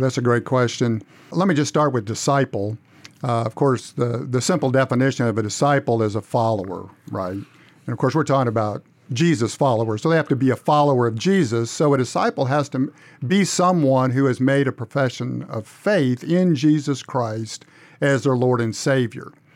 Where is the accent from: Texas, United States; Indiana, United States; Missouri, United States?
Missouri, United States; moved away as an adult; also born or lived in Upper Michigan / Fort Smith, Arkansas; now in Cordova, United States; I grew up in Missouri